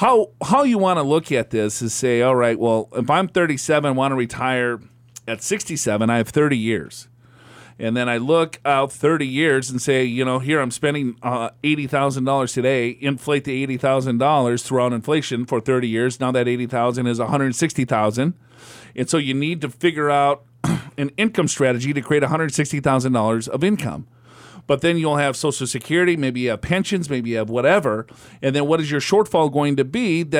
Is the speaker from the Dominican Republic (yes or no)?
yes; Dominican Republic; born there; I was born in the Dominican Republic.